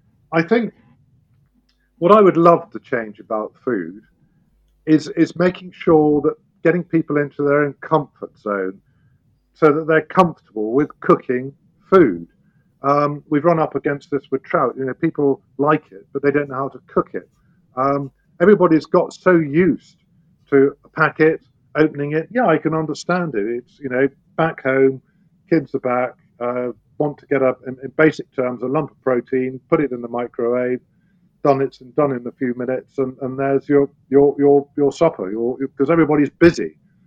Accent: United Kingdom; We get great pride in it as British farmers

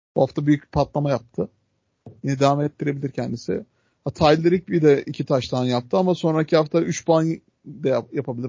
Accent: Adana, Turkey

